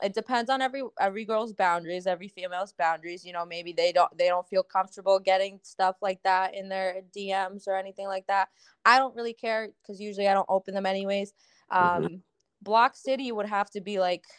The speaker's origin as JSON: {"language": "English", "region": "Punjab", "country": "Pakistan", "said": "I'm Pakistani, so like, you know, we have our language, Urdu, and like I'm also Punjabi"}